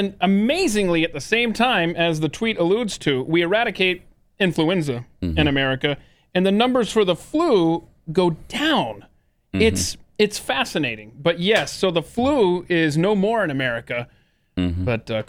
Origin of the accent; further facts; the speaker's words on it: Atlanta, Georgia, United States; I'm from the South.